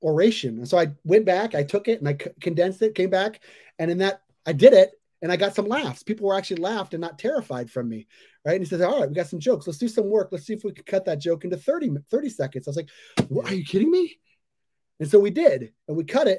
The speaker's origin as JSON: {"language": "English", "town": "Seattle", "region": "Washington", "country": "United States", "also_born_or_lived": "New York", "said": "I'm from Seattle"}